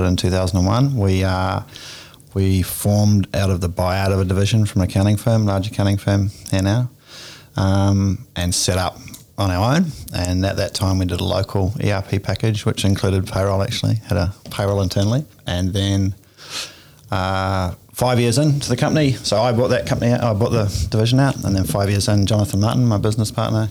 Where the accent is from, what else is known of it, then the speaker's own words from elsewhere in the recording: New Zealand; moved away as an adult; I'm originally from New Zealand, so mm-hmm. I moved here 23 years or so ago